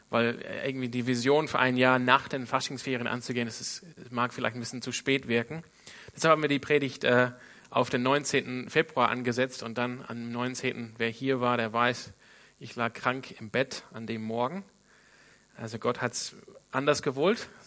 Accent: Sydney, New South Wales, Australia; Ich komme ursprünglich aus Sydney in Australien.

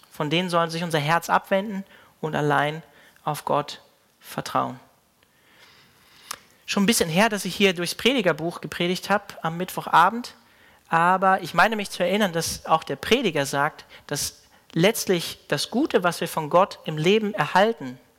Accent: Hanover, Lower Saxony, Germany; Mein Pastor, ähm, unter dem ich so im Glauben aufgewachsen bin in Hannover

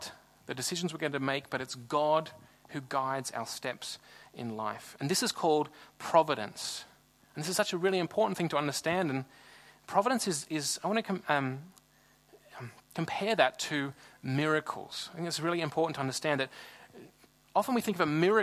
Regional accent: Sydney, New South Wales, Australia; moved away as an adult; now in Freiburg, Germany; I'm from Sydney in Australia, and Sydney's a really big city.

